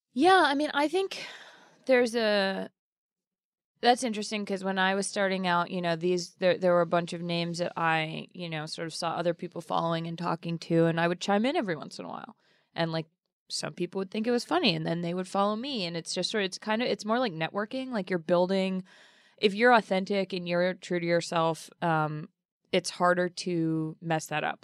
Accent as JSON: {"language": "English", "town": "Boston", "region": "Massachusetts", "country": "United States", "said": "I'm from Boston"}